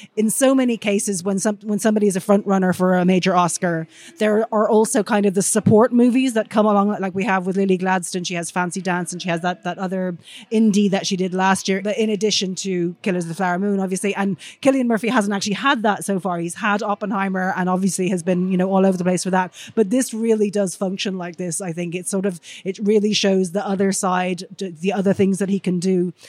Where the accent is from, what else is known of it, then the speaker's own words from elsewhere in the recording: Ireland; being Irish myself